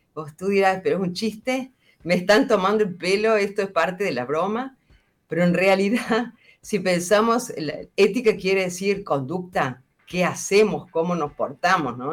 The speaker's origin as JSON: {"language": "Spanish", "region": "central Argentina", "country": "Argentina", "said": "la realidad de donde yo vengo, que es de Argentina, y vengo de una zona donde es muy fuerte, por ejemplo, la producción agroindustrial"}